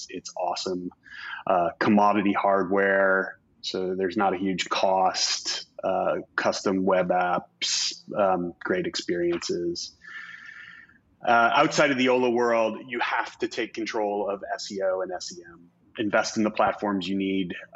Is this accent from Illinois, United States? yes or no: yes; Chicago, Illinois, United States; now in West Coast, United States; Chicago, my hometown